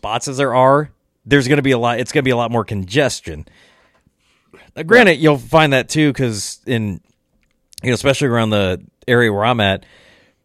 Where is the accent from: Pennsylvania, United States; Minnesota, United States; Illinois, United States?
Illinois, United States; now in Iowa, United States; I did grow up in Illinois